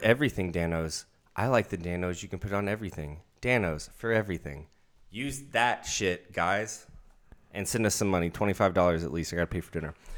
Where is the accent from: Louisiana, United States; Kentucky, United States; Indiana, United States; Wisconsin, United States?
Kentucky, United States; Central; moved away; I'm from Central Kentucky, not from fucking Louisville.